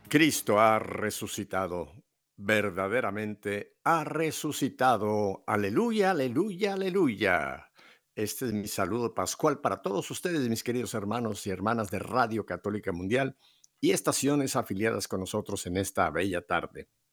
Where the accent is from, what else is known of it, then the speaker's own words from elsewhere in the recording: Mexico; now in Miami, United States; tú y yo que somos, en México